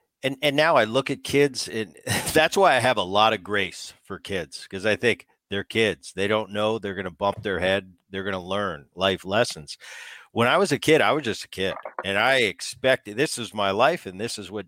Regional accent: Medford, New Jersey, United States; And we grew up in New Jersey and in that little town of Medford

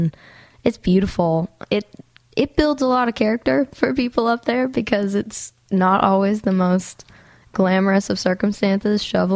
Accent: Grande Prairie, Alberta, Canada; I'm from Grand Prairie, actually. So it's like 8 hours north of Calgary.

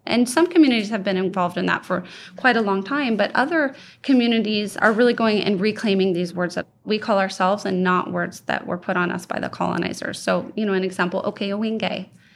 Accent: Oregon, United States; I grew up in Oregon

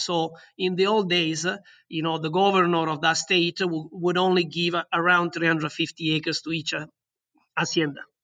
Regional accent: Southern Italy, Italy; English is a second language; moved away as an adult; also born or lived in London; in my hometown in Italy, in the south of Italy

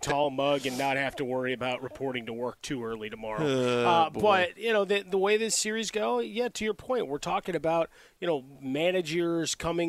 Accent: Chicago, Illinois, United States; Right, my hometown, a lot of folks still texting, all right, the Cubs collapse

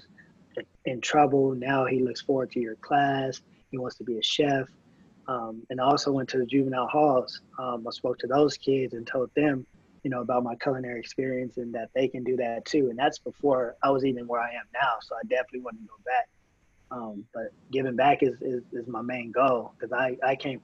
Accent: Moreno Valley, California, United States; also born or lived in Los Angeles; I'm from Moreno Valley, and all my family's from

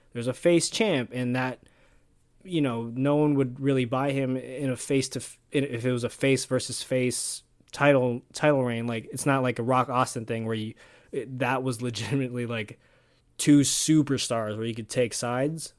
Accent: Canada; Us Canadians stick together.

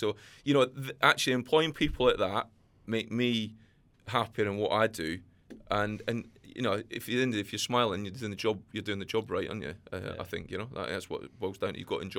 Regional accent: Scotland, United Kingdom; I've actually jumped the fence completely into Scotland because I've got a passion to deal with my home country at the end of the day.

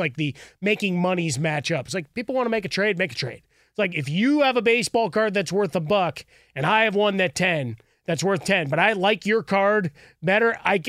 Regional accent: Chicago, Illinois, United States; now in Los Angeles, United States; Man, I grew up in Chicago. I'm here in Los Angeles.

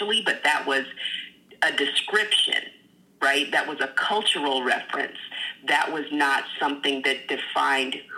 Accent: the South, United States; moved away; I grew up in the South where it was in your face all the time, rebel flags everywhere

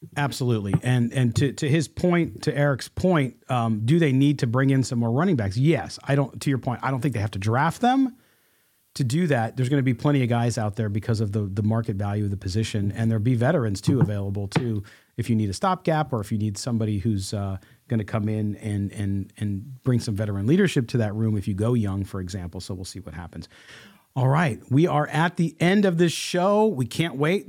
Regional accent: Chicago, Illinois, United States; moved away; I'm originally from Chicago

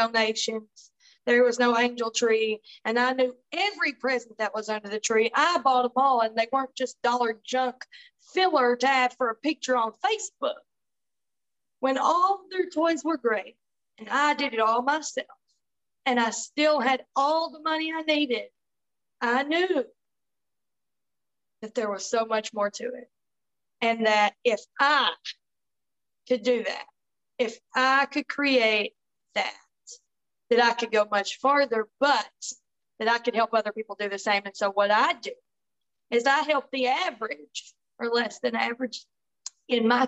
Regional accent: Tennessee, United States; I'm from Tennessee

